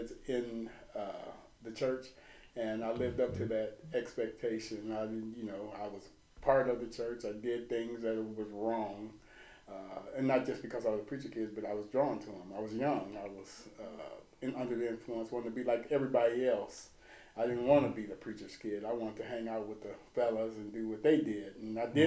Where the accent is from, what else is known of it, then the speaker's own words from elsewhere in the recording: Peoria, Illinois, United States; moved away as an adult; also born or lived in Columbus, Ohio; I'm born and raised in Georgia, 61605. Been here all my life